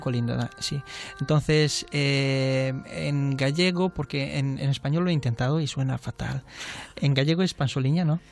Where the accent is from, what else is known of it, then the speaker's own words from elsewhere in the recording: Transylvania, Romania; Spanish is a second language; now in Spain; nosotros como somos la parte de Ardeal, de Transilvania